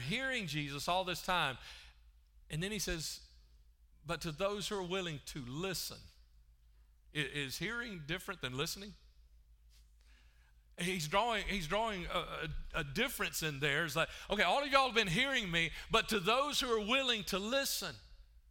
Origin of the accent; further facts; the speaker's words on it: Alabama, United States; also born or lived in Chicago; I'm from Alabama